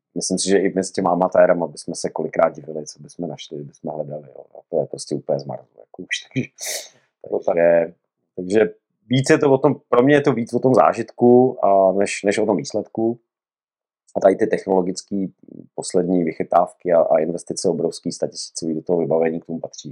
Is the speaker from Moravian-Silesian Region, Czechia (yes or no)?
yes; Rymařov, Moravian-Silesian Region, Czechia; já pocházím z podhůří Jeseníků z Rymařova, ze Severní Moravy